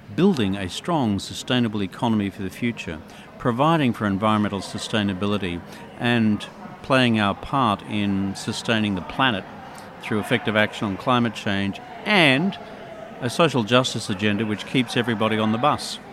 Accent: Dubbo, New South Wales, Australia; I was from Dubbo

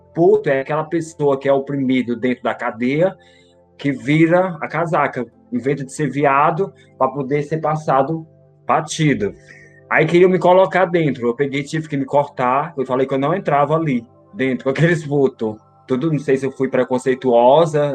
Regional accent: Fortaleza, Ceará, Brazil; also born or lived in Belo Horizonte; now in São Paulo, Brazil; sou de Fortaleza, Ceará. Eu fui criada pela minha avó

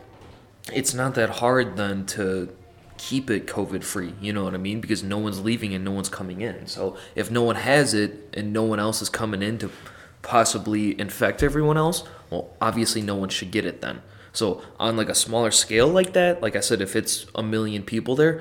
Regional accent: United States; we are American people

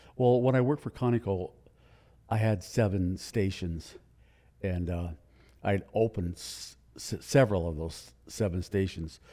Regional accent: Livingston, Montana, United States; also born or lived in Billings, Montana / Spokane, Washington; now in Helena, United States; I was born in Billings, but I grew up in Livingston

